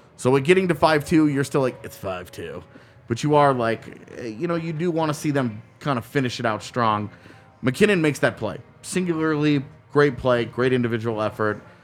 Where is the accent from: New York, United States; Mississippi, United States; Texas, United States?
Texas, United States; now in Colorado, United States; I grew up in Texas